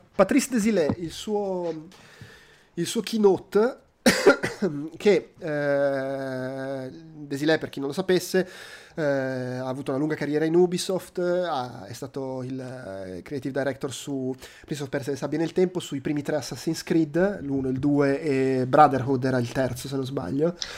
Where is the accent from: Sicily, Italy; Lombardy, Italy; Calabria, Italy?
Lombardy, Italy; Milan; sono di Milano